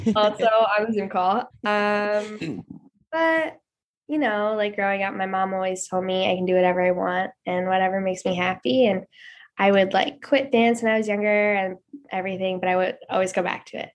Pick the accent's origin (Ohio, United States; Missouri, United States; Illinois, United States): Ohio, United States; Cleveland; I was born and raised here in Cleveland, Ohio.